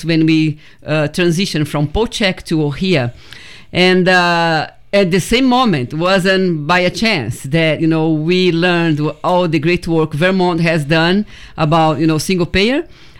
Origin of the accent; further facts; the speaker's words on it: Brazil; moved away as an adult; also born or lived in Washington State; now in Oregon, United States; 2007, when I came to Oregon from Washington State, first I came from Brazil, I'm Brazilian.